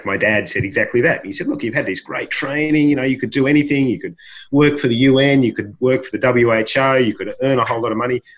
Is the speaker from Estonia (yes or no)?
no; Australia; I was born and brought up in Australia